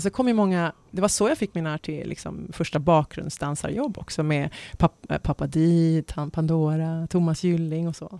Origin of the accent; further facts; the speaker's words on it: Stockholm, Stockholm County, Sweden; also born or lived in Dubai, United Arab Emirates; jag hade ju växt upp med själva … där hemma på Enskede.